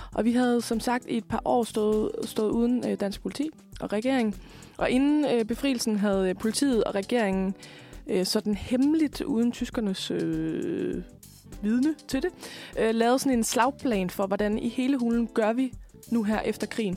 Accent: West Jutland, Central Denmark Region, Denmark; jeg kommer jo fra Vestjylland

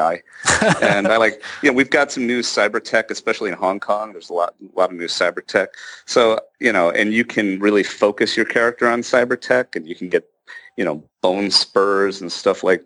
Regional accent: Chicago, Illinois, United States; moved away as an adult; I'm from Chicago

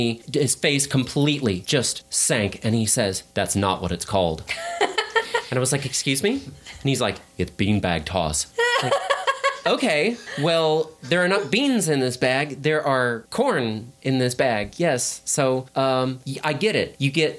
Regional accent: Indiana, United States; I am a Hoosier. I am originally from Indiana

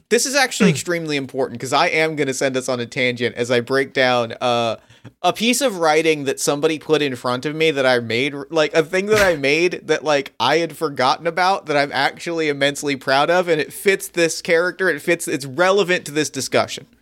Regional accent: outside of Philly, New Jersey, United States; we grew up outside of Philly

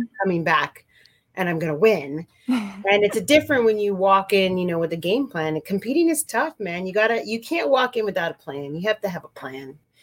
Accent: Santa Cruz, California, United States; moved away as an adult; also born or lived in San Francisco, California / Colombia / East Coast; growing up in California in a quote unquote kind of granola town of Santa Cruz

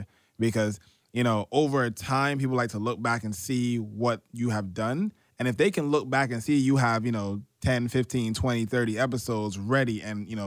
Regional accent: New York City, New York, United States; I grew up in Canarsie, Brooklyn, for those out of New York City.

